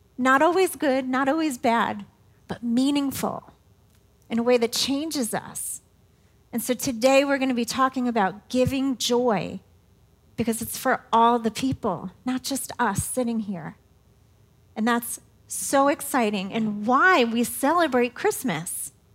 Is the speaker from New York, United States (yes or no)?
yes; New York City, New York, United States; now in Indiana, United States; I am not a Hoosier girl. I am a New York City girl